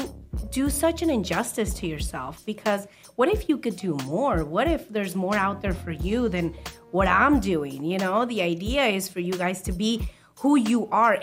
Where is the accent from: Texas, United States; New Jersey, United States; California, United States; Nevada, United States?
Nevada, United States; Las Vegas; I grew up here in Vegas, I graduated from Valley. The East Side is my stomping ground